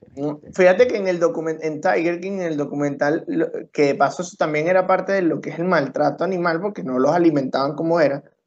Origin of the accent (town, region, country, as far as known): Venezuela